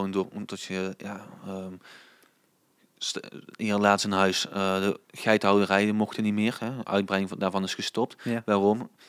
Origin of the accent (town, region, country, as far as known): Swalmen, Limburg, Netherlands